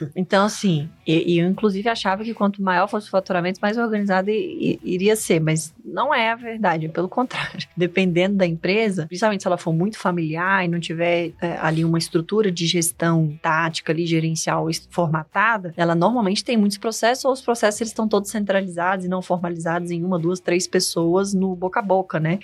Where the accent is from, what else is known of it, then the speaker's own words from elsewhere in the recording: Brasília, Federal District, Brazil; sou brasiliense, nasci aqui em Brasília mesmo